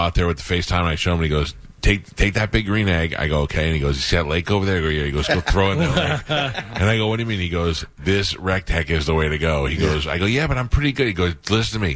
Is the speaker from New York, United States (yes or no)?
yes; New York, United States; moved away; also born or lived in Miami; I grew up in New York